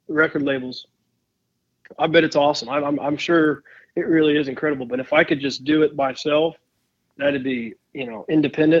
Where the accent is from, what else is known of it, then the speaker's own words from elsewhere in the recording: Missouri, United States; growing up, there was always a bluebird and, the saying at the top of the license plate always said, Show Me